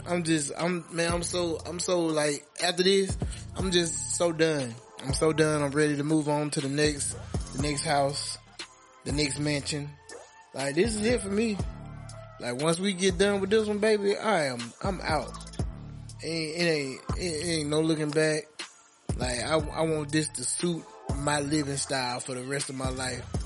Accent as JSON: {"language": "English", "region": "Alabama", "country": "United States", "said": "Just know I'm from Alabama."}